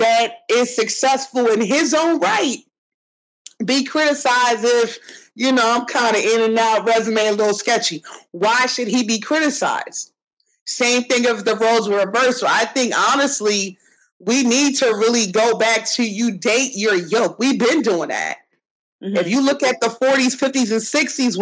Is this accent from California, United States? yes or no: no; New Jersey, United States; also born or lived in Atlantic City / Ventnor; I'm from Jersey